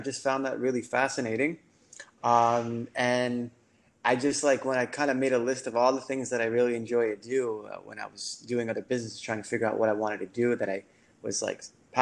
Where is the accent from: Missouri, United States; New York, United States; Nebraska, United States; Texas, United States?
New York, United States; New York City; moved away as an adult; now in Miami, United States; I'm from New York City. And I came down to Miami